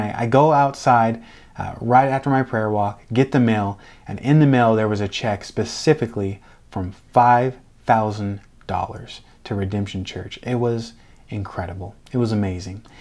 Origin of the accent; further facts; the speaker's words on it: outside Seattle, Washington, United States; moved away as an adult; now in Delray Beach, United States; I was raised outside side of, uh, Seattle in Washington State